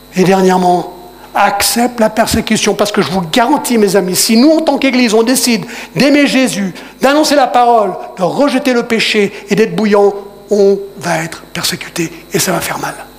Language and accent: French; United States; now in Geneva, Switzerland; je parle en tant qu'Américain